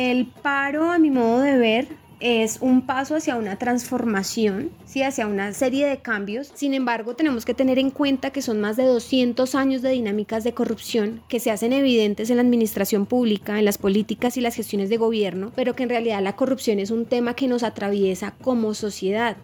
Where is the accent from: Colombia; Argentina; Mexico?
Colombia; nosotros sí tenemos como sociedad, colombianos y colombianas